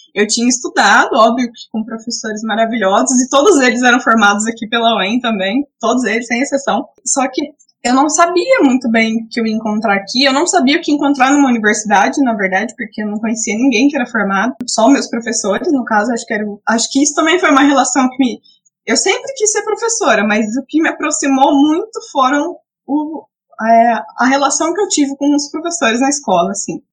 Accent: Paiçandu, Paraná, Brazil; eu sou de Paysandu, né? E Paysandu também tem umas características muito parecidas com, com Sarandi

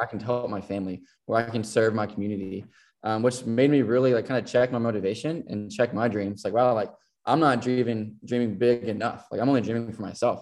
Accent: Elkton, Kentucky, United States; also born or lived in Tennessee; I am from a small town called Elkton, Kentucky. It's uh, Western Kentucky, right on the border of Tennessee. So growing up, um, I was born in Tennessee, but you know lived on the lived on the Kentucky side

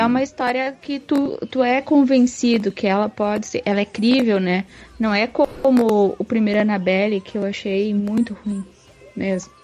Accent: Rio Grande do Sul, Brazil; eu sou do Rio Grande do Sul

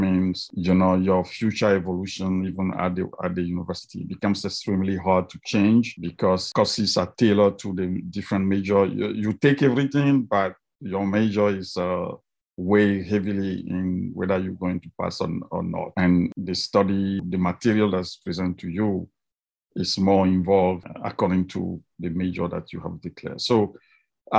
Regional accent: Togo; moved away as an adult; now in United States; I was born in Africa, and I did my undergraduate in Togo in West Africa before I came to the US for a master's degree in physics

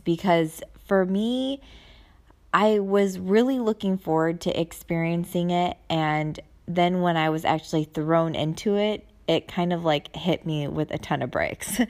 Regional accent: United States; moved away as an adult; now in Germany; I'm Asian and then being American

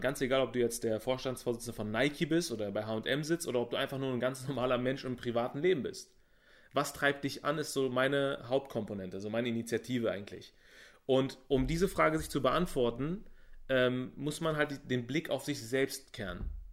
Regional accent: Berlin, Germany; ich bin in Berlin geboren und bin, ich würde mal sagen, wohlhabend aufgewachsen.

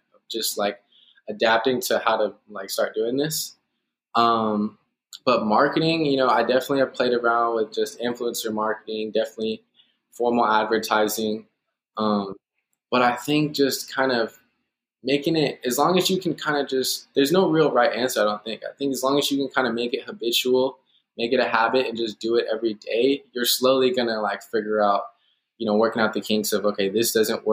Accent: Garland, Texas, United States; my hometown in Garland

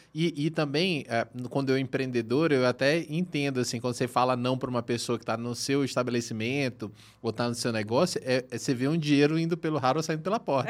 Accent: Manaus, Amazonas, Brazil; moved away; eu sou do norte, né, pessoal? Eu sou de Manaus, então nasci em Manaus

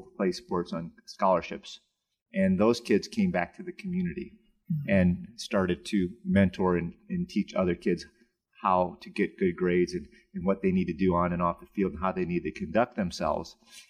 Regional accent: North Chicago, Illinois, United States; That's where I grew up. These were my brothers, man. I grew up on Argonne Drive, and we played ball together.

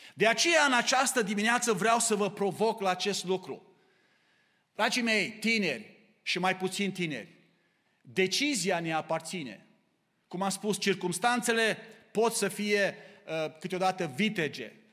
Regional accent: Romania; now in Canada; dacă suntem români, tot rămânem cu costumul nostru național

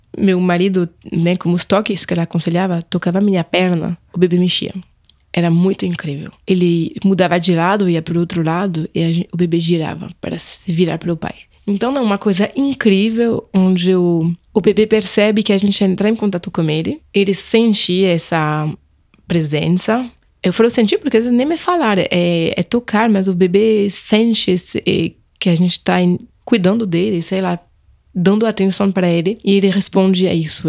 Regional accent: Angers, Pays de la Loire, France; Portuguese is a second language; moved away as an adult; now in São Paulo, Brazil; Na França, sou de Angers, no Vale do Loire

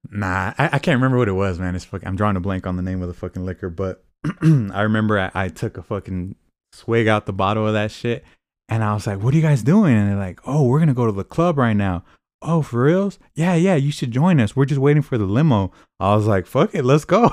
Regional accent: Fresno, California, United States; I'm from Fresno too

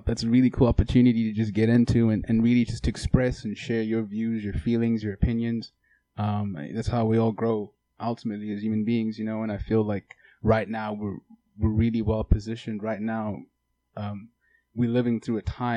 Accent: Durban, KwaZulu-Natal, South Africa; moved away as an adult; now in Los Angeles, United States; I was born in Durban, South Africa

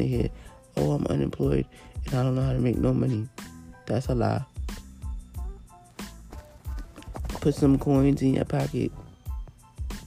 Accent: New York, United States; I'm from New York

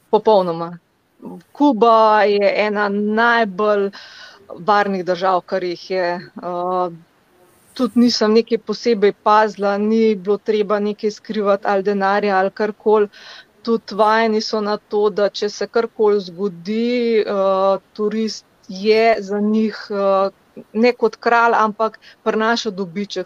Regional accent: Slovenia; sem iz Slovenije

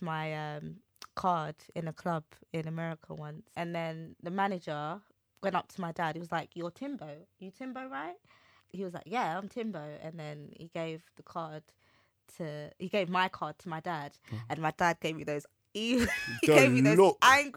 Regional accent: London, United Kingdom; I'm from the East End

